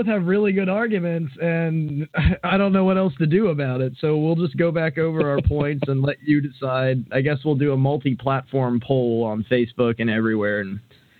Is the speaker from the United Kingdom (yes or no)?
yes; United Kingdom; I was going to do my real voice, I'm actually British, but I was advised to just keep the Hank gimmick up